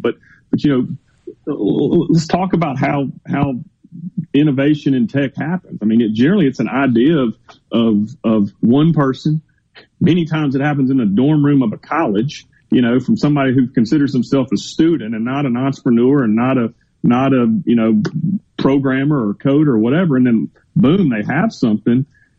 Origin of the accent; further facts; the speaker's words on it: Mississippi, United States; born and raised in Mississippi, and, you know, through and through Mississippi, want to see us do well.